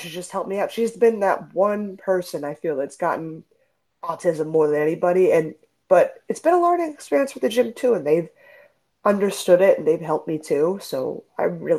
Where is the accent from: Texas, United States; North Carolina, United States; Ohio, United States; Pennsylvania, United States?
Pennsylvania, United States; Philadelphia; moved away as an adult; now in Las Vegas, United States; I'm originally from Philadelphia. I trained in Philadelphia